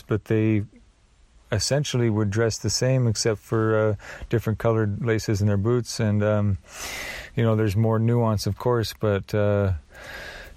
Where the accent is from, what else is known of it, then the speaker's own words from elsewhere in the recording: Oregon, United States; I grew up in Oregon